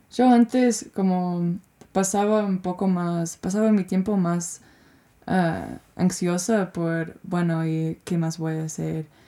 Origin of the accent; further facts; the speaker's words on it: United States; Spanish is a second language; moved away; cómo puedo expresarme viviendo, siendo gringa, pero hace cinco años que no vivo en Estados Unidos y, y expresándome en, mi presente.